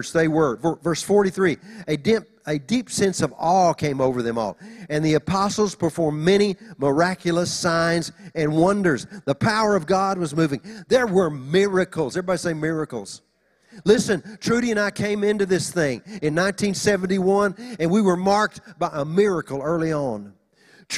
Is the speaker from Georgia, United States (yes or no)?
no; Oklahoma, United States; now in Los Angeles, United States; When we moved to L.A., you know, we're just country folk. We're from Oklahoma